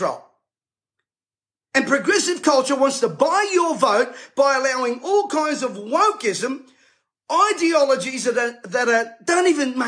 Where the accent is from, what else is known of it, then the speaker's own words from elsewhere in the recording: Sydney, New South Wales, Australia; I was raised in Bankstown